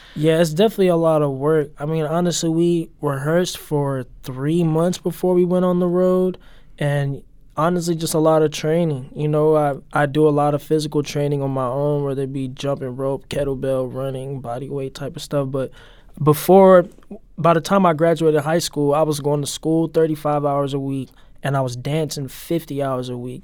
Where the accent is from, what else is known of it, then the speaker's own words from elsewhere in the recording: St. Louis, Missouri, United States; moved away as an adult; now in Los Angeles, United States; I mainly grew up in Gravelly Park, off Chippewa, Iowa, but me and my mom also spent some time, like, kinda near Soulard off thirteenth Street.